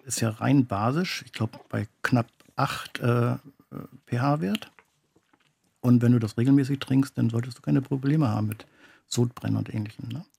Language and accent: German; Garz, Mecklenburg-Vorpommern, Germany; bei uns in Garz